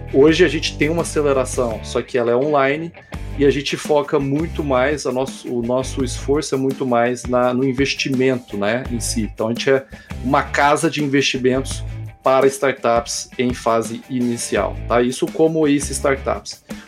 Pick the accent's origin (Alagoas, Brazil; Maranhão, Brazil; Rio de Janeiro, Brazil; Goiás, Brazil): Goiás, Brazil; Goiânia; Eu sou de Goiânia